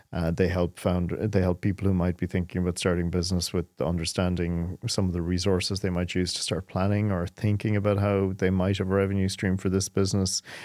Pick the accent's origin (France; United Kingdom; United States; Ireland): Ireland; growing up in Ireland.